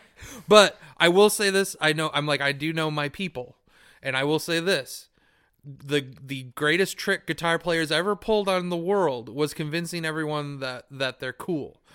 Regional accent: United States

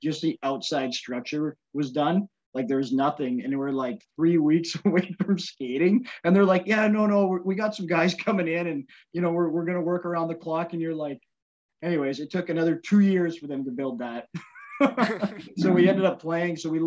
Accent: Victoria, British Columbia, Canada; moved away; I had to go back to like my hometown

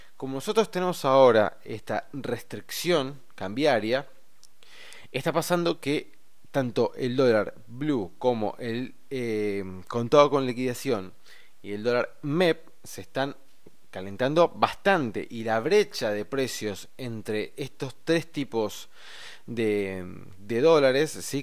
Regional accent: Argentina; nosotros como argentinos

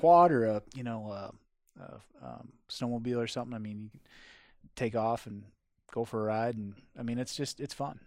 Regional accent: Wisconsin, United States; moved away; where I grew up, which was in Wisconsin

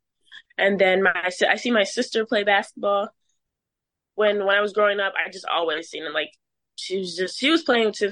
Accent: Plainfield, Illinois, United States; I'm from Plainfield, Joliet area.

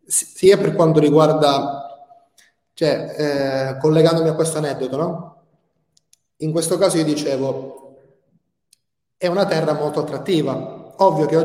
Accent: Albania; io ci sono cresciuto in Albania, quindi io, io sono venuto un bambino e, e sto facendo il, il, il, passaggio per diventare un uomo.

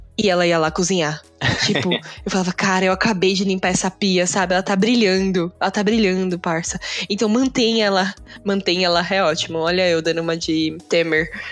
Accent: Brazil; Era eu, brasileira

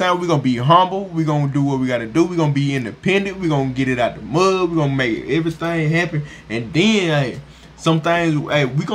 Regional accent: the South, United States; we from the south

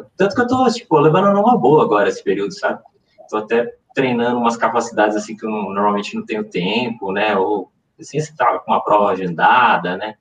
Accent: São Paulo, Brazil; now in Campinas, Brazil; eu moro em Campinas, mas eu, eu sou nascido em São Paulo

